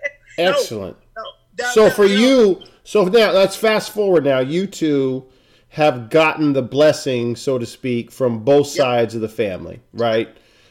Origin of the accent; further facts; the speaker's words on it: Billings, Montana, United States; growing up in Billings. There's a lot of positives to growing up in Montana. People teach you about family. People teach you about loyalty. It's awesome. But it's also behind the times. It's not a diverse place.